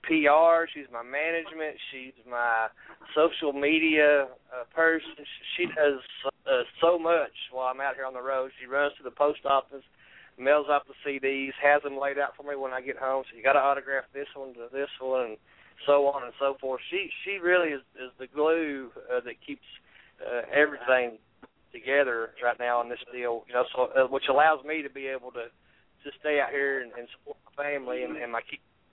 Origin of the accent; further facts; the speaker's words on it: East Tennessee, United States; I'm from East Tennessee